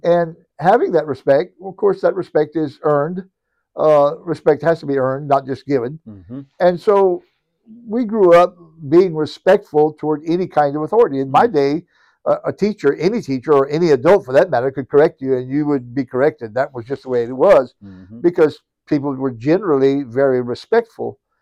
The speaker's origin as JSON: {"language": "English", "area": "Cajun country", "region": "Louisiana", "country": "United States", "tie": "born or raised there", "accent": "Cajun", "said": "I'm a born and bred Cajun, uh, nestled right here in Cajun country"}